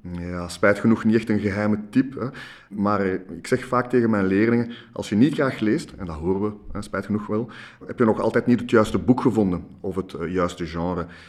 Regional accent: Brussels, Brussels-Capital Region, Belgium; ik ben in Brussel opgegroeid, in Jette

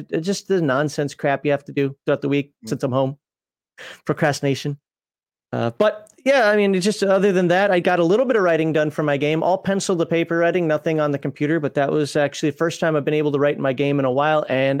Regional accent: Minnesota, United States; I'm from Minnesota. It's got to be Caribou coffee.

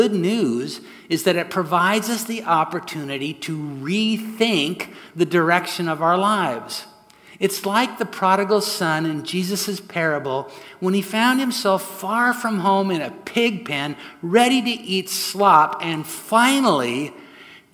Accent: Southern California, United States; moved away as an adult; also born or lived in San Francisco Bay Area; My wife, Sue, and I grew up here in Southern California, but spent the last 40 years up north pastoring in the San Francisco Bay Area

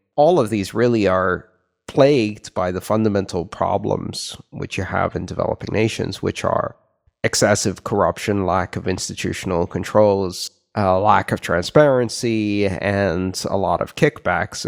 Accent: Greece; moved away; growing up in Greece

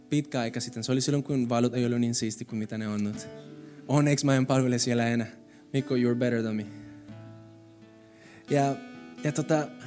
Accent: Colombia; Finnish is a second language; now in Finland; Siis mä tulin Kolumbiasta, kaikki oli kiva siellä ja täällä oli keskellä talvea. Kylmä, ihan sairaan kylmä, pimeä. Mutta tiedätkö mitä? Mä tulin suhelle ja sinä päivänä ihmiset palvelisivat muut ne rakasti minua. Vaikka mä olin semmoinen, semmoinen latino.

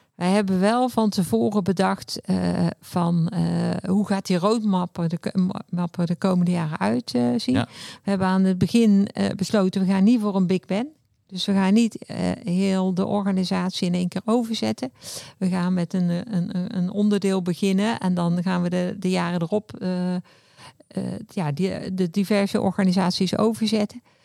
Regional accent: Bavel, North Brabant, Netherlands; also born or lived in Breda; ik woon in Bavel, vlak tegen Breda aan. Heb ik eigenlijk heel mijn leven gewoond. Ik ben echte Brabander.

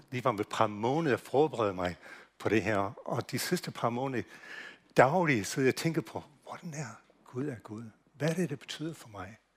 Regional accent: United States; Danish is a second language; now in Denmark; jeg kommer fra USA, så hvis jeg udtaler ting forkert, så er det derfor, jeg gør det.

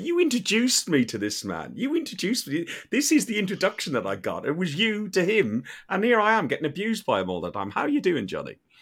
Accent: Ireland; being an Irishman

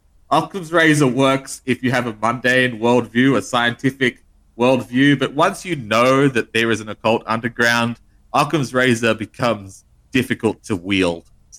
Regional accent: Australia; We don't have them in Australia.

